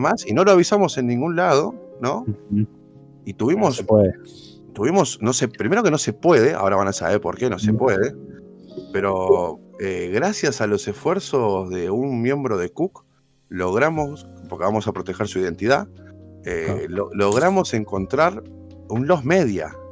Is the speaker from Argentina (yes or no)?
yes; Argentina; nosotros, como argentinos que defendemos la educación pública